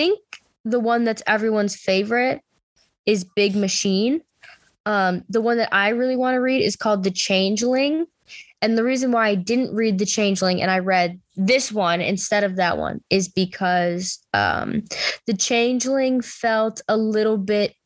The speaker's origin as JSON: {"language": "English", "town": "Buffalo", "region": "New York", "country": "United States", "said": "I'm from Buffalo"}